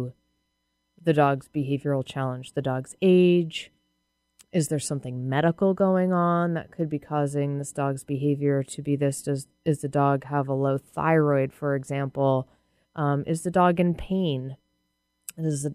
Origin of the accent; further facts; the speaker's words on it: Massachusetts, United States; now in Seattle, United States; I'm from Massachusetts